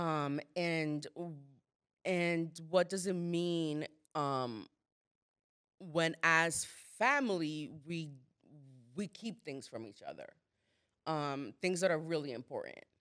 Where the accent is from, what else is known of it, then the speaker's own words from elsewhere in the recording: Dominican Republic; moved away; I'm not American, I'm Dominican.